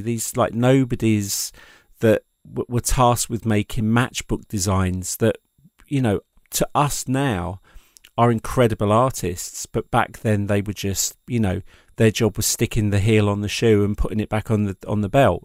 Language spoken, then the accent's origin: English; England, United Kingdom; being an English person